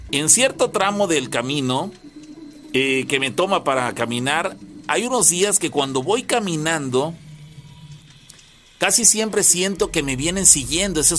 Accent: Naranjal, Veracruz, Mexico; tengo 20 años. Yo soy del municipio de Naranjal, aquí relativamente cerca de Córdoba.

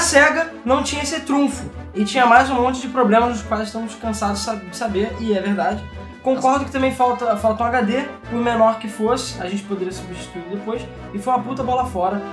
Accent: Rio de Janeiro, Brazil; a gente é carioca

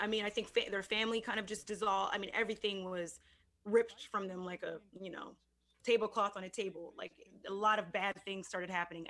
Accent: San Jose, California, United States; it was San Jose State, where I was born in San Jose.

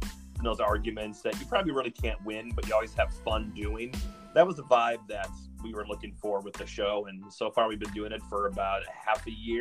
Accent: Wisconsin, United States; I'm from Wisconsin

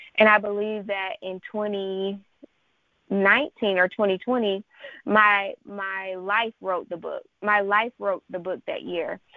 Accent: Charlotte, North Carolina, United States; I am from Charlotte, North Carolina

